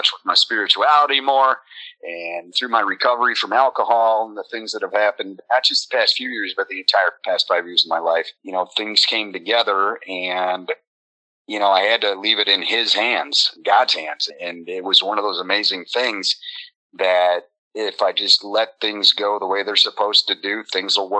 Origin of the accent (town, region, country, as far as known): St. Joseph, Michigan, United States; born or raised there; moved away as an adult; also born or lived in Evanston, Illinois / Lansing area, Michigan